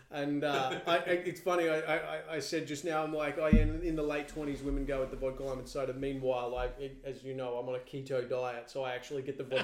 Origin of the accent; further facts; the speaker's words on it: Bribie Island, Queensland, Australia; now in Sydney, Australia; I grew up on Bribie Island again.